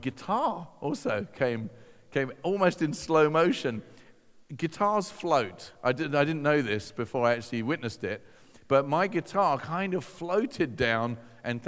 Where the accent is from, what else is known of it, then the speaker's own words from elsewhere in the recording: Hove, South East England, United Kingdom; I'm this teenager from Hove